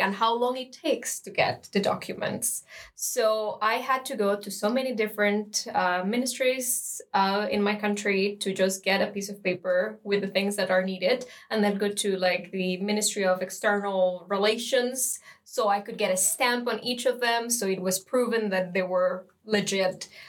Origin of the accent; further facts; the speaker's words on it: Costa Rica; moved away as an adult; now in Lund, Sweden; I'm from Costa Rica and I'm in the Mathematics Bachelor program.